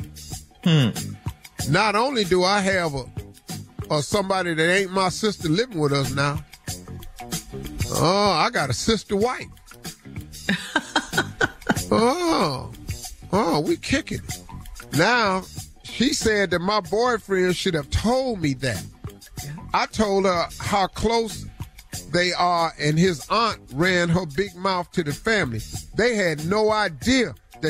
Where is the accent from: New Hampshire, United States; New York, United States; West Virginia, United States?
West Virginia, United States; Welch; I grew up in Welch, West Virginia